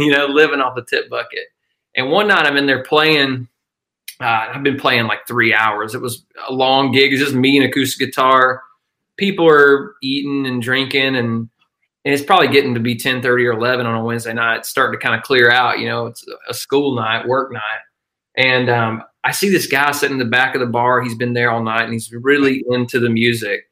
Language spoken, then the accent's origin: English; northeast Georgia, United States; i grew up in a tiny little mountain town uh, northeast georgia uh, which is about uh, an hour northeast of athens